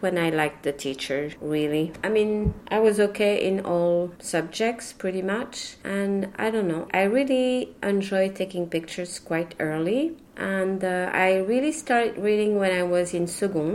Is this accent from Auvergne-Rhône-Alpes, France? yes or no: no; Paris, Île-de-France, France; first language French; English is a second language; moved away as an adult; also born or lived in Pantin / Brittany / Boston / Taiwan; My parents used to speak Breton when I grew up in Paris